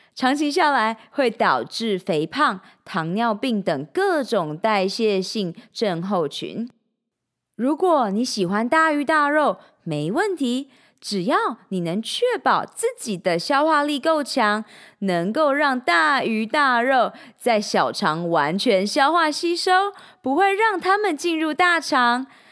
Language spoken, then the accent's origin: Chinese; Changhua County, Taiwan; moved away as an adult; also born or lived in Shanghai, China; now in Taipei, Taiwan; 三年前，我从上海搬回台湾 从彰化老家上台北拼人生